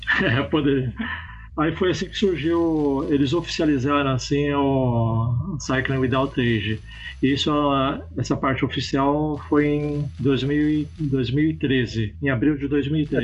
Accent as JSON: {"language": "Portuguese", "region": "São Paulo", "country": "Brazil", "tie": "born or raised there", "also_born_or_lived": "Londrina, Paraná", "said": "eu sou nascido lá em Londrina, no Paraná, mas eu vim pequeno aqui para São Paulo"}